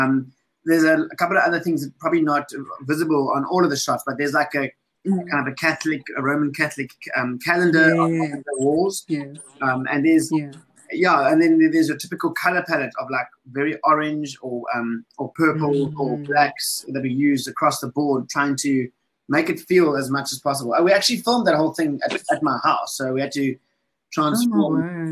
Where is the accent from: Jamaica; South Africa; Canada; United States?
South Africa; I'm African as a South African dude, but flip, my Western upbringing is totally different